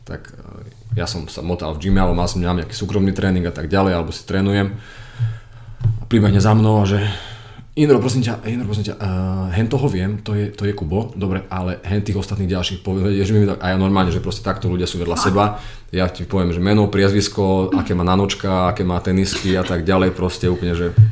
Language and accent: Slovak; Komárno, Nitra Region, Slovakia; tak ja som z Komárna